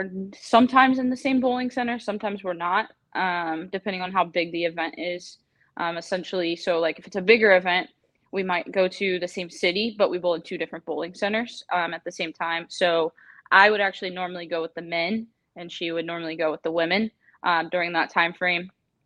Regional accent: Virginia Beach, Virginia, United States; moved away as an adult; now in Savannah, United States; I'm originally from Virginia, from Virginia Beach area, more like the suburb of Virginia Beach

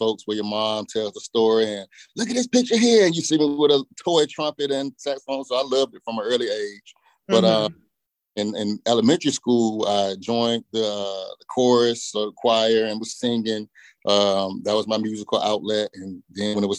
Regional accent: Portsmouth, Virginia, United States; I grew up in the 757 in Portsmouth, Virginia, right there on the coast

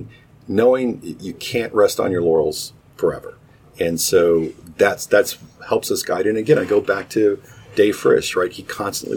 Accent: Knoxville, Tennessee, United States; moved away as an adult; now in Cincinnati, United States; I was born and raised in Knoxville, Tennessee, and then my job took me moving around

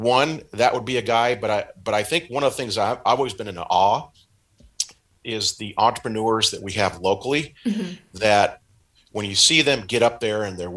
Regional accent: Pacific Northwest, United States; moved away as an adult; now in Riverside, United States; I was born and raised in the Pacific Northwest and moved to Southern California in the late 80s to go to Cal Poly Pomona

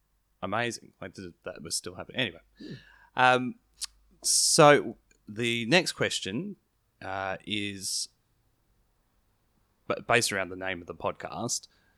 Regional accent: Melbourne, Victoria, Australia; also born or lived in London; I hadn't come from that at all in Melbourne and then went to London, was there for a little bit.

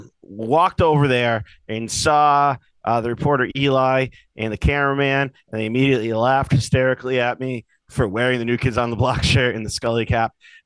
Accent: Northampton, Massachusetts, United States; moved away as an adult; now in Boston, United States; I'm from Northampton, Western Mass. We speak the King's English. So, but I've lived in Boston now for 20 years.

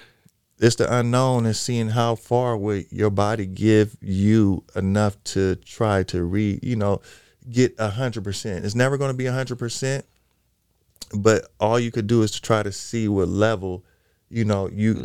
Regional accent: Los Angeles, California, United States; I am originally from Los Angeles, California. Mm-hmm. Um, i have been a California kid forever

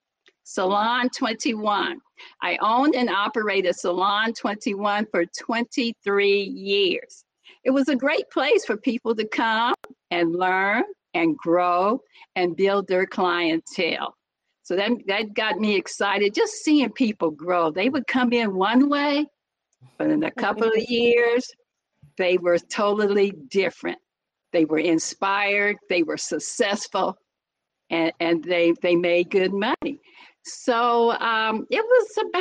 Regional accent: Muncie, Indiana, United States; now in Los Angeles, United States; born and raised in Muncie, Indiana

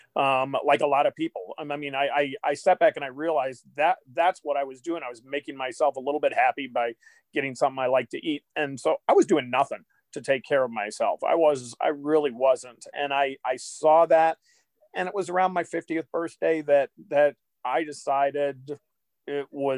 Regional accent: Athens, Ohio, United States; now in Kansas City, United States; I grew up in Athens, Ohio

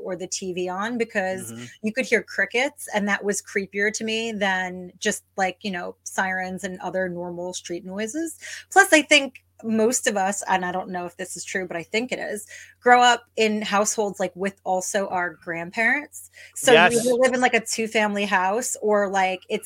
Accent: Long Beach Island, New Jersey, United States; also born or lived in Staten Island, New York; now in New York City, United States; I was born in Staten Island, and then we moved immediately to Jersey. Way down in Long Beach Island, which is like closer to Atlantic City and Philly than it is to New York.

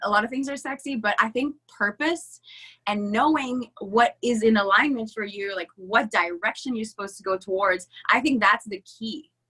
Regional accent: Canada; I was the French girl, by the way, I'm French Canadian, uh, at an English school, so I was the odd one out.

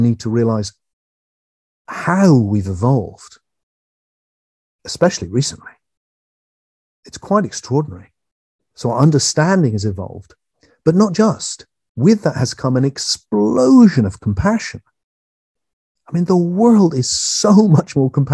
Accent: England, United Kingdom; I'm English

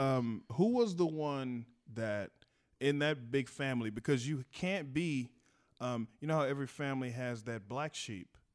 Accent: Texas, United States; we're from Texas

